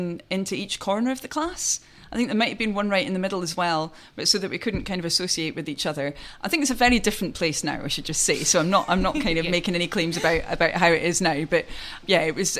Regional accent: Aberdeenshire, Scotland, United Kingdom; moved away as an adult; I was brought up in Aberdeenshire. So I'm what's known as a chuchter in those parts

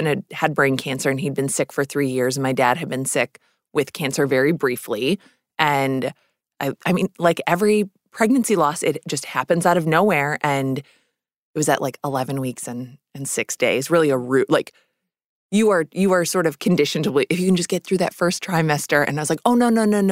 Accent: Minnesota, United States; moved away; also born or lived in New York City; I grew up in Minnesota, so I came here late

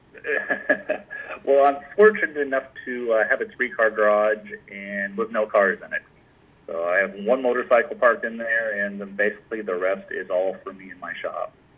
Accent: Anaheim, California, United States; I was born and raised in Anaheim, California

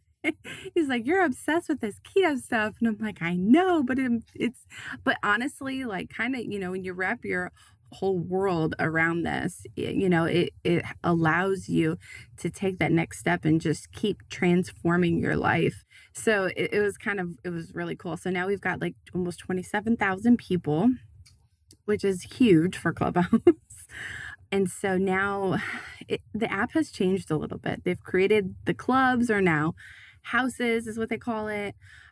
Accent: Iowa, United States; also born or lived in Tennessee; I went from living in Tennessee. I'm originally from Iowa, but then I was living in Tennessee

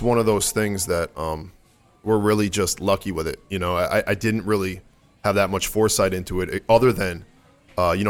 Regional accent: Stratford, Connecticut, United States; I'm from Stratford. I don't know if you guys are familiar with the Connecticut area at all, but Stratford, Connecticut

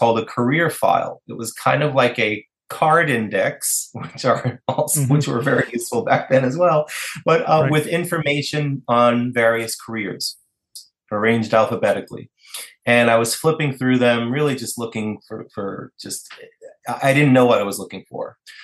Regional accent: New York City, New York, United States; I grew up in New York City, and I grew up surrounded by New York City and in the whole culture of New York City

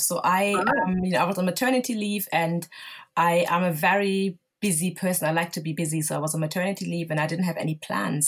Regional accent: Germany; moved away as an adult; also born or lived in Lagos, Nigeria (family origin); now in London, United Kingdom; I grew up and was born and raised in Germany

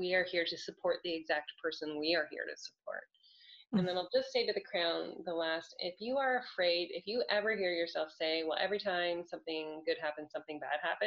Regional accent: Canada; I'm Canadian

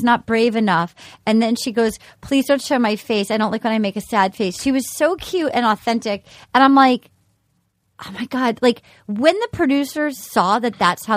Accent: Rhode Island, United States; moved away; growing up in Rhode Island

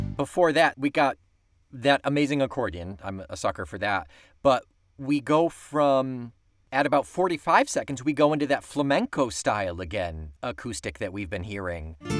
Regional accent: Weedsport, New York, United States; My hometown of Weedsport, New York

